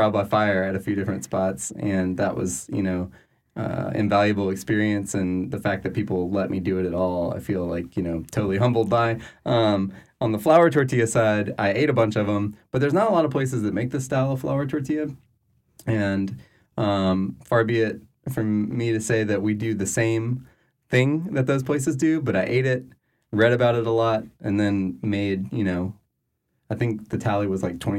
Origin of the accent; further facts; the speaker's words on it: Louisiana, United States; I'm from South Louisiana still.